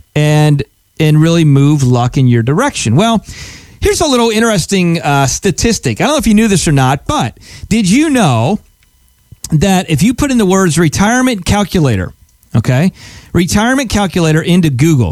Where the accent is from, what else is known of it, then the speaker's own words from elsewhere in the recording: Pennsylvania, United States; I grew up in Pennsylvania